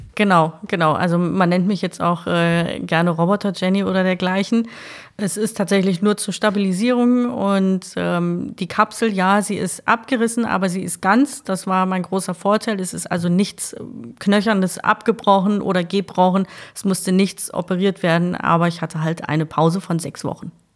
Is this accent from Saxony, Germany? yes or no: no; Essen, North Rhine-Westphalia, Germany; also born or lived in Kray, Essen; Ich bin auf der Margaretenhöhe groß geworden